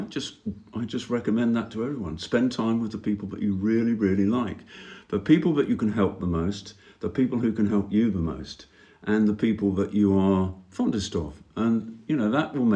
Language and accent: English; United Kingdom; moved away as an adult; I grew up in Britain, which is not the sunniest place in the world.